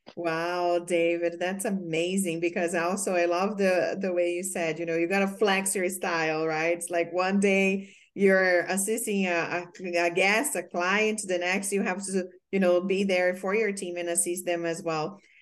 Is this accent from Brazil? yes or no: yes; Brazil; English is a second language; moved away as an adult; when I came from Brazil, I was an exchange student